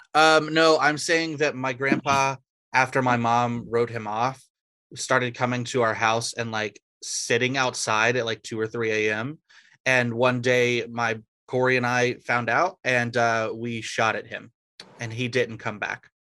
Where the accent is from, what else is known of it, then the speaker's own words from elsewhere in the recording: Georgia, United States; I'm from Georgia